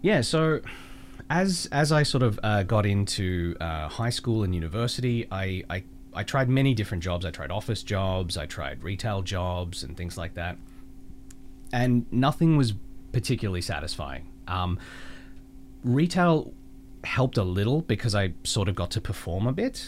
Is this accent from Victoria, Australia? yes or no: yes; Melbourne, Victoria, Australia; moved away; I grew up in Melbourne